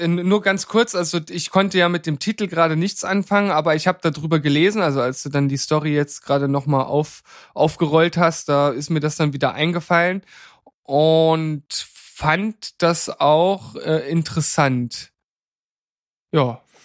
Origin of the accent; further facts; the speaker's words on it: Germany; now in Leipzig, Germany; als Deutsche